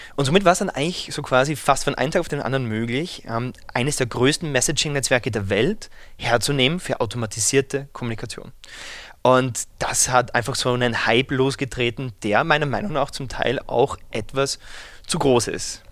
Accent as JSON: {"language": "German", "region": "Vienna", "country": "Austria", "said": "Ich Komme ursprünglich aus Wien"}